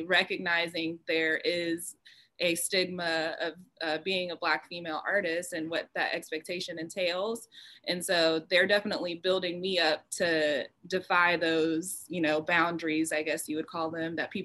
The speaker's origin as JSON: {"language": "English", "area": "Cobb County, metro Atlanta", "region": "Georgia", "country": "United States", "tie": "born or raised there", "said": "I grew up in the metro area. So if you're from out of town, I'd say I was from Atlanta, but I grew up in Cobb County."}